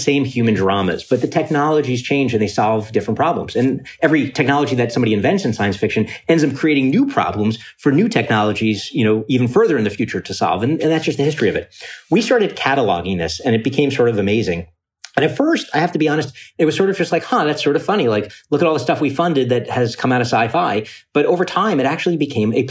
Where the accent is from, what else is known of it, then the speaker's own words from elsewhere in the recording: New York City, New York, United States; also born or lived in Ithaca, New York; I grew up in Coney Island, Brooklyn